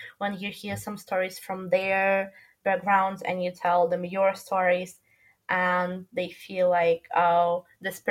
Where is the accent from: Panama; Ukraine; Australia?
Ukraine; moved away as an adult; also born or lived in Milan; In my hometown in Ukraine